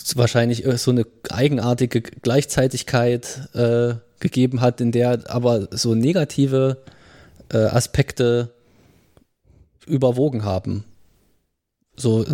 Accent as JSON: {"language": "German", "region": "Thuringia", "country": "Germany", "said": "wir kommen ja aus Thüringen"}